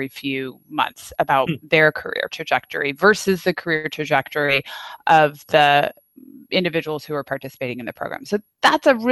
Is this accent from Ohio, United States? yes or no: no; Napa, California, United States; I grew up in Napa where it's not. Wasn't a fancy town when I grew up there